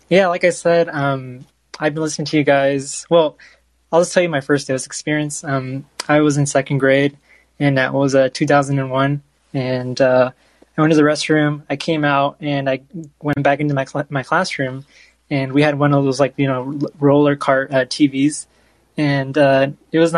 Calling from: Bakersfield, California, United States; first language Spanish; I'm Mexican American, so I kind of, um, I, I, grew up uh, speaking Spanish, but I kind of gained like um, some understanding of a, a, bunch of like random languages. Um, and uh, I, also, I forgot to mention, I'm calling from uh, Bakersfield, California.

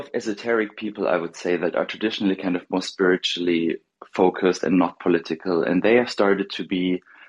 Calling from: Germany; I'm calling from Germany.

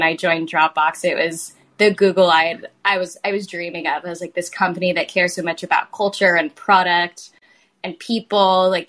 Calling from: San Francisco, California, United States; I'm calling in from San Francisco. I'm in the marina.

